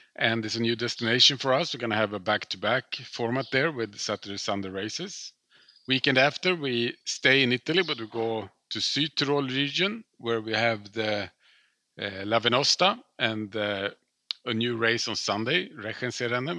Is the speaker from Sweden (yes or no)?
yes; Stockholm, Stockholm County, Sweden; I grew up in Stockholm